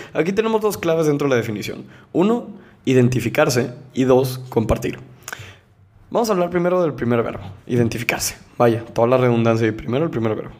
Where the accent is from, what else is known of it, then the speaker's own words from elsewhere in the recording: Monterrey, Nuevo León, Mexico; Yo soy de México, soy de Nuevo León, soy de Monterrey específicamente